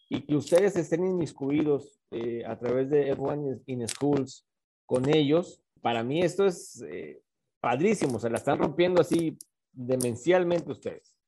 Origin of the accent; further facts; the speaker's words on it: Mexico; mi país